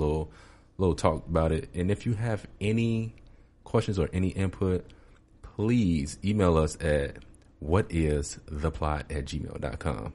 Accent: Chicago, Illinois, United States; moved away; I grew up a part of my life in Chicago

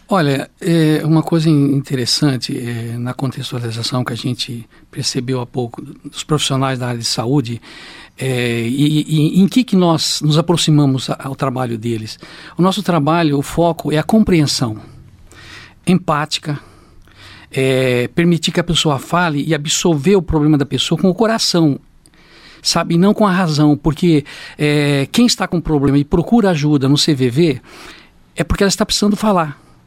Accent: Paraná, Brazil; now in Londrina, Brazil; estou em Londrina há 40 anos já, né? Certo. Sou sou do Paraná mesmo, uma cidade próxima daqui, mas sou londrinense de coração

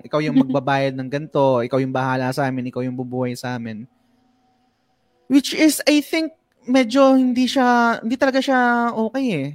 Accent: Philippines; yung kultura natin na bilang Pinoy

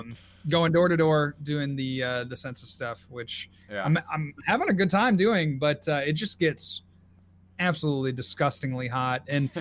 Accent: Port Huron, Michigan, United States; grew up in Michigan and knew, you know, a couple guys from Michigan. So we were going to start and drive through my hometown of Port Huron

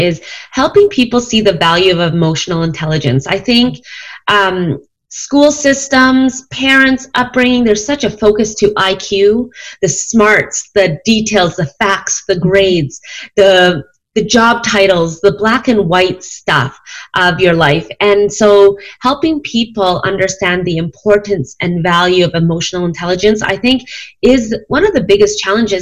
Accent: Canada; now in Calgary, Canada; I am from Canada, Calgary, Alberta, to be specific. I'm Chinese. My parents immigrated to Canada

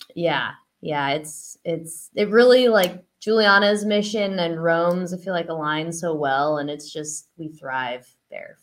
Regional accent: Eugene, Oregon, United States; now in Santa Cruz, United States; i live here in santa cruz um, but I'm from Eugene, Oregon.

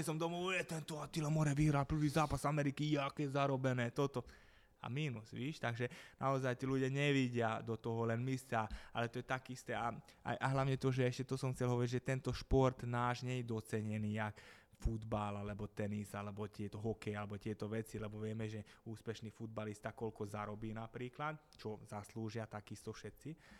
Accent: Gabčíkovo, Trnava Region, Slovakia; Ja som z Gabčíkova

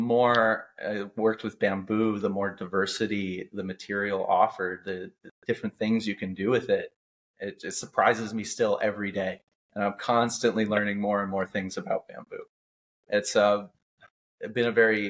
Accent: United States; now in Vietnam; me as an American

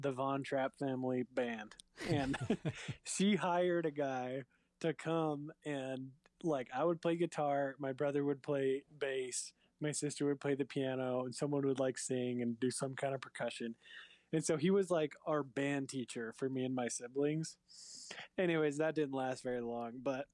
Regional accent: Provo, Utah, United States; the rest of my growing up in Provo at the Valor

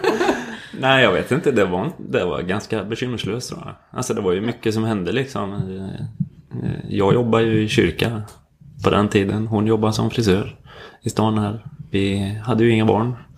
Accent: Skövde, Västra Götaland, Sweden; moved away as an adult; also born or lived in Stockholm; Vi kom från Skövde båda två men träffades i Stockholm istället

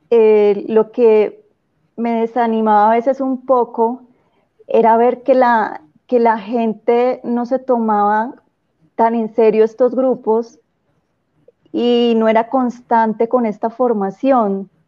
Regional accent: Cúcuta, Norte de Santander, Colombia; Eh, bueno, Nora, te cuento que, mm, bueno, soy de Cúcuta, empezando por ahí, no

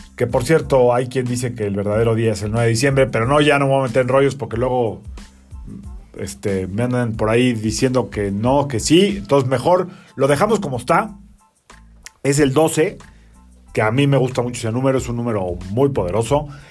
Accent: Mexico; somos mexicanos y crecimos con esta influencia

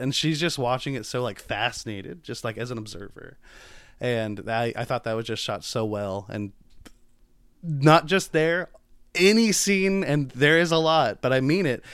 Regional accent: United States; I'm American

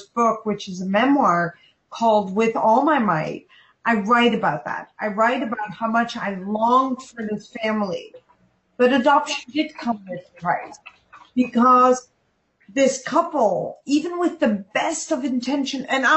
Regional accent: Pakistan; I was born in Pakistan, and I was born as a Muslim baby

